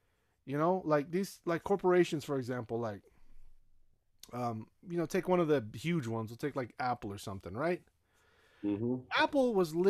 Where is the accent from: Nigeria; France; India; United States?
Nigeria; But Nigerians are some of the most racist people I ever met in my life. And I'm saying that from being Nigerian.